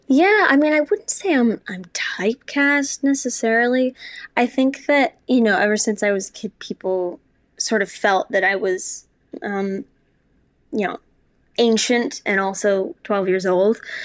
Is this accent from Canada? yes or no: no; New York City, New York, United States; also born or lived in Spokane, Washington; Spokane, Washington, yep, that's where I was born, and, um, my childhood was there, and then I grew up in New York City, uh, all around New York City.